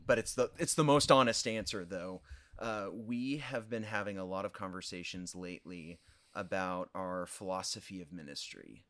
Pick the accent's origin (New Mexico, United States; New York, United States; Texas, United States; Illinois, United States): Illinois, United States; Olney; moved away as an adult; also born or lived in Wheaton, Illinois; now in Effingham, United States; born and raised in Olney, home of the white squirrels